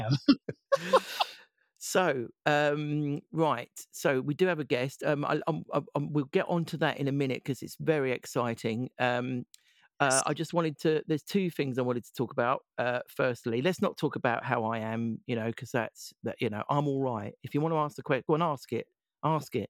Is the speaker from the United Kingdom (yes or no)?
yes; Essex, East of England, United Kingdom; I'm from Essex